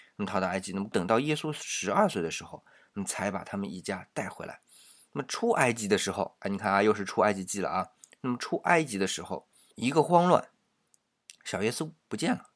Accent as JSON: {"language": "Chinese", "country": "China", "said": "我们中国人"}